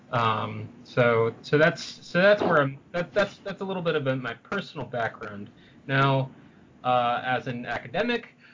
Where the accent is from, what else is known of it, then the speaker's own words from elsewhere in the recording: San Francisco, California, United States; now in Pittsburgh, United States; Uh, I'm originally from San Francisco, but if you ask me where my hometown is, I depending on what depending on depending on the context in which I'm asked, I will either say Philadelphia or Pittsburgh or Sendai, Japan.